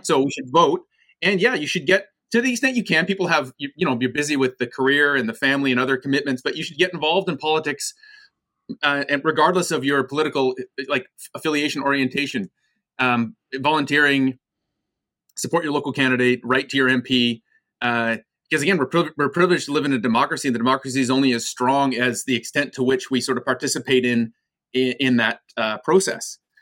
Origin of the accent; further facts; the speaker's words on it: Vancouver, British Columbia, Canada; also born or lived in United States / Toronto, Canada; I was born in the United States, moved to Canada when I was eight years old to Vancouver